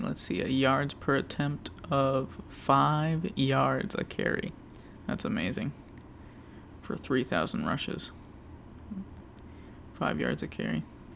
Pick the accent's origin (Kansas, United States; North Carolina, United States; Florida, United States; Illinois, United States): Florida, United States; Pensacola; my hometown of Pensacola.